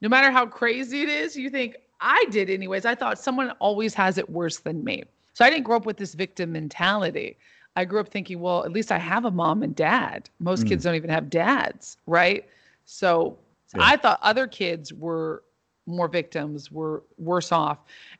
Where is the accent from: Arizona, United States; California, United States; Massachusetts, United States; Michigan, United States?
California, United States; Santa Barbara; also born or lived in Los Angeles / New York; Yeah, I grew up in Santa Barbara and also in Los Angeles and in New York as well. So I grew up in New York when I was 10 years old